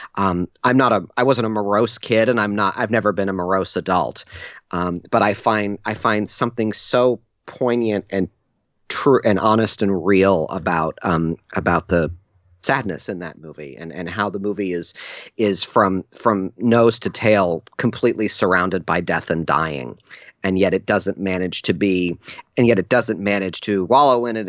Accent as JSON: {"language": "English", "town": "Ann Arbor", "region": "Michigan", "country": "United States", "tie": "born or raised there", "said": "I grew up in Ann Arbor, Michigan"}